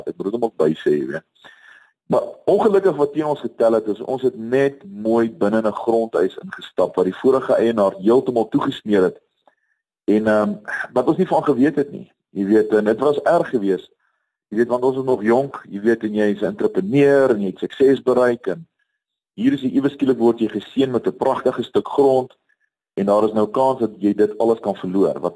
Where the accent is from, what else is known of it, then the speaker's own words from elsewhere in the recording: KwaZulu-Natal, South Africa; also born or lived in Bloemfontein; Ek het uh, groot geword in um, verskeie plekke in Suid-Afrika, ek is gebore in Bloemfontein. Ek vormingsjare was op die Natalse suidkus gewees waar ek die see baie goed leer ken het.